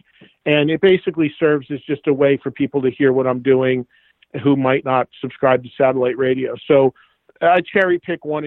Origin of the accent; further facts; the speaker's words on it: New Jersey, United States; my home state